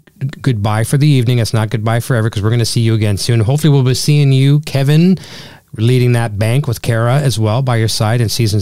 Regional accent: Canada; accent: Canadian; I'm going to be totally made fun of my Canadian accent

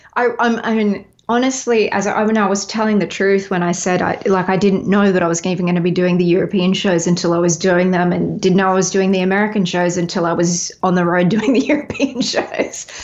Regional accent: Melbourne, Victoria, Australia; also born or lived in Los Angeles, United States; now in Nashville, United States; I'm from Melbourne originally

